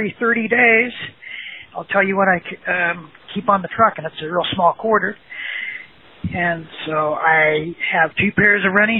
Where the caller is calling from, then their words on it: Salt Lake City, Utah, United States; I am in Salt Lake City.